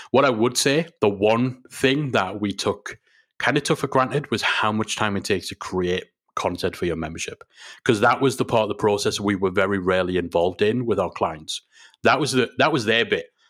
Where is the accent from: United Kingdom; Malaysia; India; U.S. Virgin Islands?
United Kingdom; England; we're English